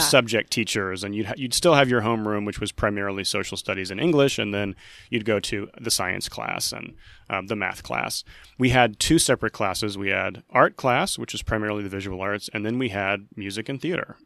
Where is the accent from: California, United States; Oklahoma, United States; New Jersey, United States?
Oklahoma, United States; Skiatook; I'm originally from Skytook, Oklahoma